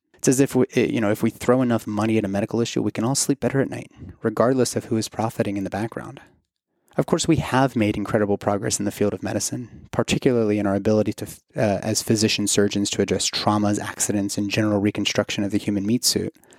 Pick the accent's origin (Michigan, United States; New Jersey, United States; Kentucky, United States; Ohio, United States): Kentucky, United States; moved away; my home state of Kentucky